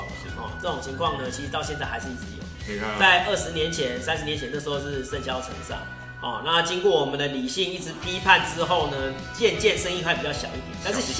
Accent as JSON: {"language": "Chinese", "region": "central and southern Taiwan", "country": "Taiwan", "tie": "born or raised there", "said": "其实我也算，我也算他们一员嘛，对不对？因为我是土生土长，然后又中南部人，其实是很符合的。"}